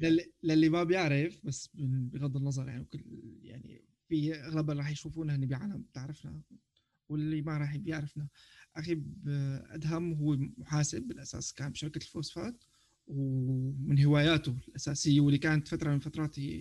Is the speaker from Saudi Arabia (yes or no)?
no; Syria; now in Turkey; نحن سوريين